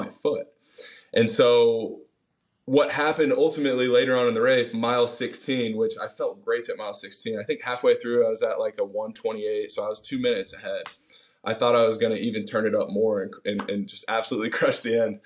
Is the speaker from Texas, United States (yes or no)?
yes; Austin, Texas, United States; also born or lived in Virginia / San Diego; I grew up here in Austin, Texas, and my parents got divorced when I was a junior in high school